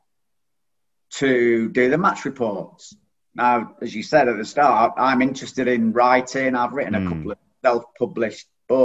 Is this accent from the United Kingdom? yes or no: yes; Stockport, North West England, United Kingdom; accent: northern; moved away as an adult; also born or lived in Macclesfield; now in Hastings, United Kingdom; you might be able to tell from the accent, I'm from the north. So I was born in Stockport